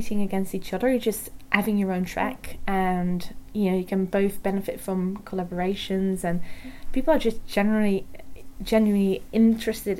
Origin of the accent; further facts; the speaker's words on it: Tilburg, North Brabant, Netherlands; moved away as an adult; also born or lived in Maastricht / Utrecht / Oxford; now in Groningen, Netherlands; I'm originally from Tilburg